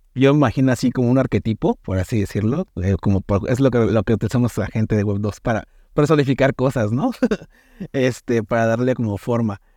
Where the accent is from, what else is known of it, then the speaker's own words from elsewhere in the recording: Mexico; soy el único mexicano que está dentro de esos, del equipo